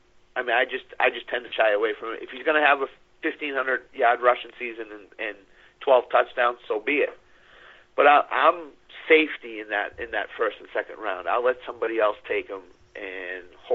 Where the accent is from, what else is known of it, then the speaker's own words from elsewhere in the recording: New England, United States; I'm from New England, too, and I'm a Patriots fan